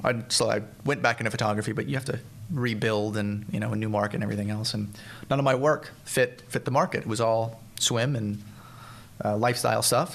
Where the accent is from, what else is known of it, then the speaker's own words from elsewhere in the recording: Central Florida, United States; moved away; I grew up in Central Florida. Uh, um, I moved there when I was about five